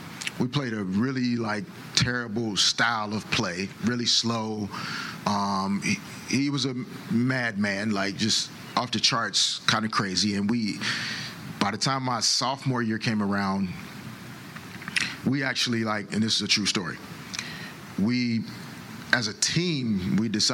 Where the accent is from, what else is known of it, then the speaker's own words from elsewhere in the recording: Little Rock, Arkansas, United States; growing up in Little Rock